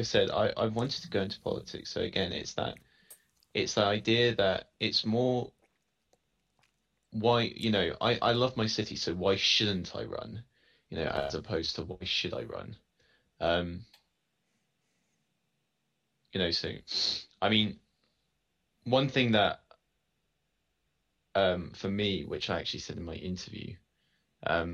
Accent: Salisbury, South West England, United Kingdom; also born or lived in Watford; I was actually born in Watford, but I moved to Salisbury when I was 9 months old

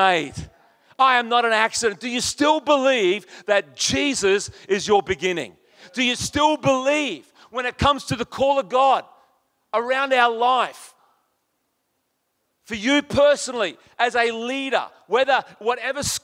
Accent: Townsville, Queensland, Australia; also born or lived in Brisbane; I was a boilermaker from Townsville.

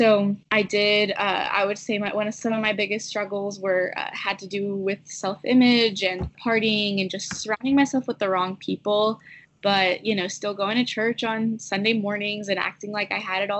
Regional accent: Houston, Texas, United States; now in Dallas, United States; I am currently living in Dallas. I grew up in Houston

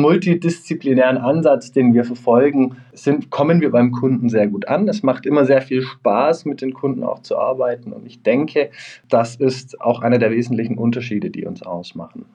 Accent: Stuttgart, Baden-Württemberg, Germany; moved away; ich komme ursprünglich aus Stuttgart, wie man es vielleicht unschwer auch noch raushören wird.

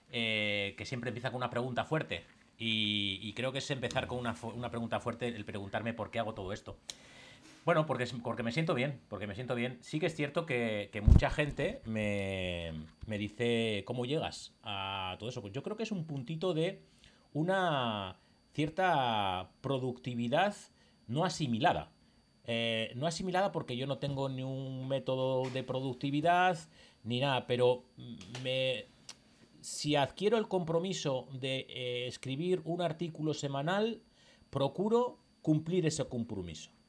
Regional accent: Basque Country, Spain; now in Seville, Spain; simplemente es para conocer gente de mi pueblo. Yo he venido del País Vasco a vivir a Sevilla.

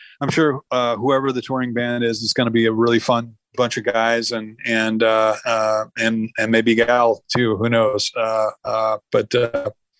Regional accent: the Northwest, Pacific Northwest, United States; I come from the Northwest

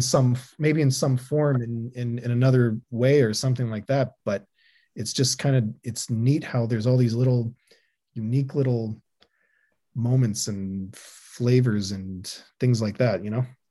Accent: Canada; being Canadian

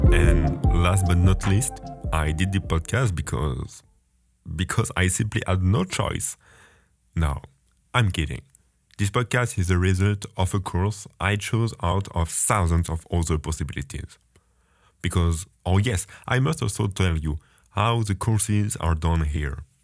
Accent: France; English is a second language; moved away as an adult; now in Baltimore, United States; You may have heard I'm French, and I have been an international student at Johns Hopkins University for three months

